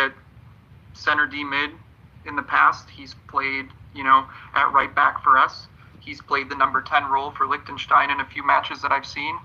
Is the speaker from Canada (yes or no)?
no; Poland; moved away; I'm from Poland originally